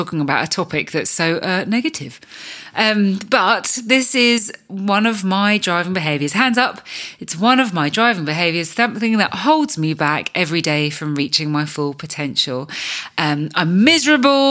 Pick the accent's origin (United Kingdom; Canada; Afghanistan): United Kingdom; I can speak for us Brits